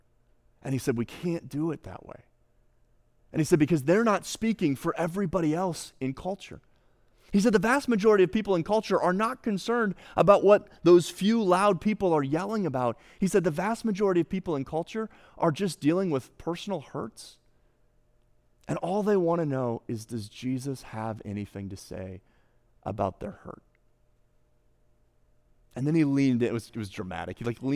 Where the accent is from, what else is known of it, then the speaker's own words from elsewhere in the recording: United States; And I'm a pastor from the States.